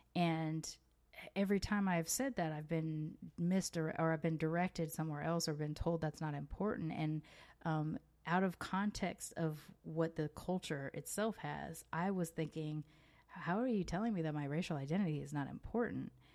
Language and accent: English; United States; moved away as an adult; now in Mexico; while I was born in America, I don't feel like I move with an American identity